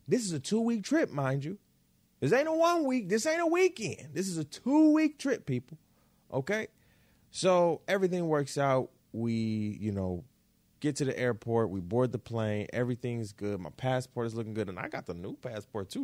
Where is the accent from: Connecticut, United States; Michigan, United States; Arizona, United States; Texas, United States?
Michigan, United States; Detroit; also born or lived in Florida; I was born in Florida, right? Um, so Florida is basically birth, birth state, right? Birth home. Uh, Detroit is where I was raised, raised home